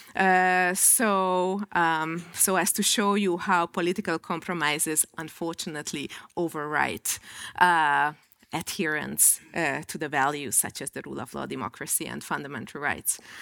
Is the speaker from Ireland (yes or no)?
no; Hungary; in my home country